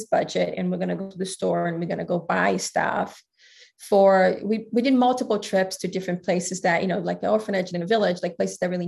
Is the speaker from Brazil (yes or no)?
yes; Brazil; also born or lived in Greece / Thailand; now in United States; I grew up in Brazil